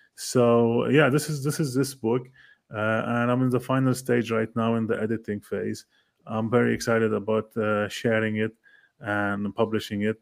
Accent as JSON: {"language": "English", "country": "Lebanon", "moved": "yes", "said": "I'm from Lebanon originally"}